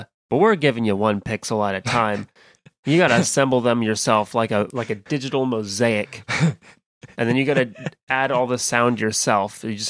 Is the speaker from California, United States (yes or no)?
yes; California, United States; I'm legally not allowed. I'm from California. I'm not allowed to say that I don't love the beach.